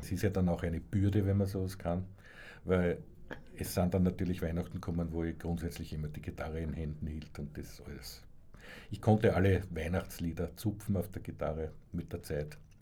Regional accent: Graz, Styria, Austria; moved away; also born or lived in Salzburg; ich bin ja dann später von Graz nach Salzburg gezogen

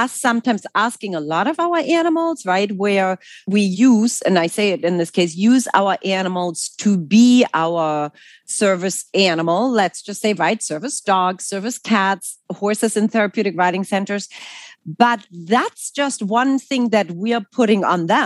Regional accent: Germany; English is a second language; moved away as an adult; also born or lived in New York City; now in United States; I'm actually originally from Germany

